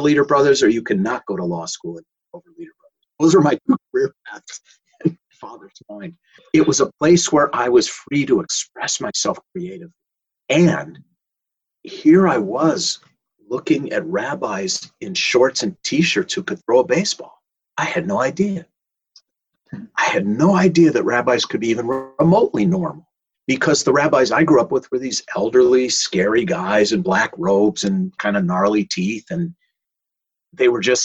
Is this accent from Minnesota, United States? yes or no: yes; Minneapolis, Minnesota, United States; I grew up in Minneapolis